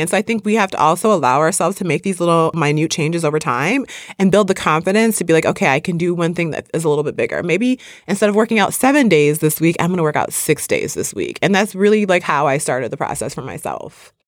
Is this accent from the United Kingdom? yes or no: no; Midwest, United States; I grew up in the Midwest